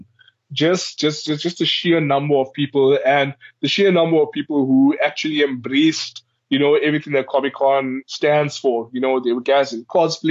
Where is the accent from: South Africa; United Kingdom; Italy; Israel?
South Africa; Ladysmith, KwaZulu-Natal; I come from a small farm town in KwaZulu-Natal in South Africa. It is called Ladysmith.